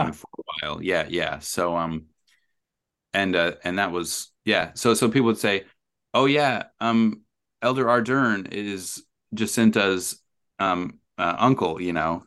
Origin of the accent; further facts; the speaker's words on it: Rexburg, Idaho, United States; moved away as an adult; now in New Zealand; I am from Rexburg, Idaho. I grew up there.